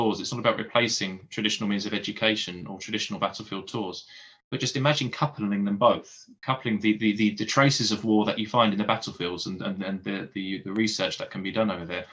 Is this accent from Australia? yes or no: no; Essex, East of England, United Kingdom; growing up in Essex